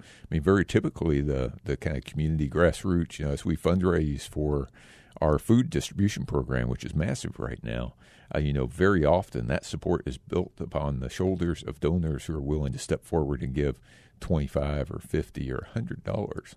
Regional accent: Texas, United States; also born or lived in Japan; now in Phoenix, United States; I grew up in Texas mostly, and most of my, uh, you know, also a little time in Japan

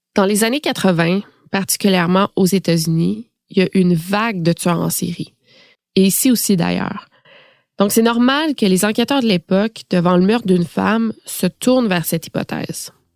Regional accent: Quebec, Canada; chez nous, au Québec

